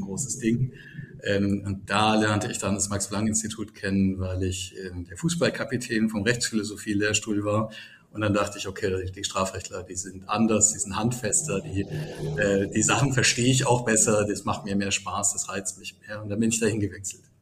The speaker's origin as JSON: {"language": "German", "region": "Baden-Württemberg", "country": "Germany", "moved": "as an adult", "lives_now": "Düsseldorf, Germany", "said": "ich komme aus einem äh, Dorf in Baden"}